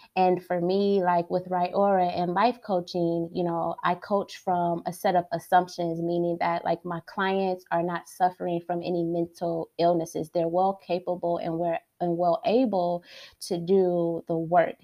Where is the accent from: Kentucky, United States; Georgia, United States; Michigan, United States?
Michigan, United States; Detroit; I was born and raised in Detroit.